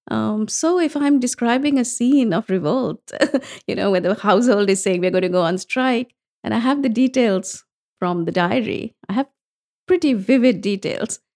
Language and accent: English; India; growing up in India, it was all the classics.